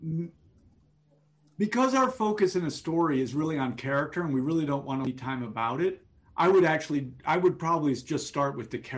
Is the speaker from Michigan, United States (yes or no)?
no; New York City, New York, United States; I grew up in New York City.